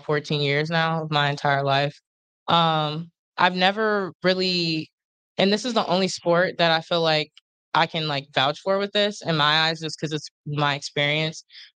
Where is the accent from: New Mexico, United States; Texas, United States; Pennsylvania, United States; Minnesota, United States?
Pennsylvania, United States; Harrisburg; moved away as an adult; I was born in Harrisburg, Pennsylvania